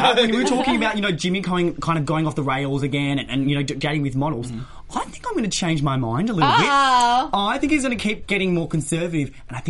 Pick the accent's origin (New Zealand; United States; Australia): Australia; moved away; I've been in the land of the Oz. I've been down under in the bush. So, well, not that bush, my hometown of the bush.